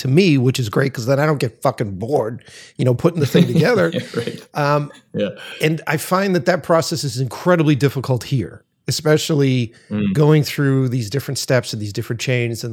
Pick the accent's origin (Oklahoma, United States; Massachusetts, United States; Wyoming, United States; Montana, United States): Massachusetts, United States; Boston; moved away as an adult; now in Los Angeles, United States; I'm originally from Boston. I just moved out here to Los Angeles